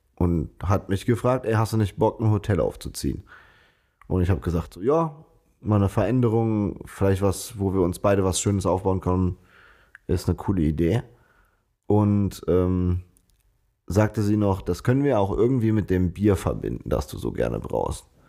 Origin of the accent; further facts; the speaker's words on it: Bonn, North Rhine-Westphalia, Germany; Wir sind beide Bonner, hier geboren, äh, aufgewachsen, zur Schule gegangen